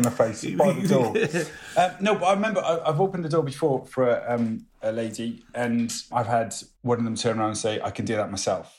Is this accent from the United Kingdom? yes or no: yes; Welsh, Wales, United Kingdom; also born or lived in United States; I'm Welsh